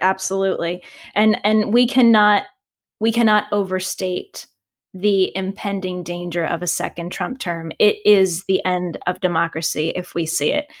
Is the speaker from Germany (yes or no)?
no; Virginia, United States; I'm from Virginia